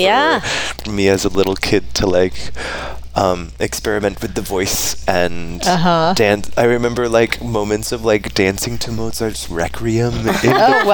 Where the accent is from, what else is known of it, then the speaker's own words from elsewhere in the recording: Coeur d'Alene, Idaho, United States; also born or lived in Snohomish, Washington; raised and spent most of my life in Coeur d'Alene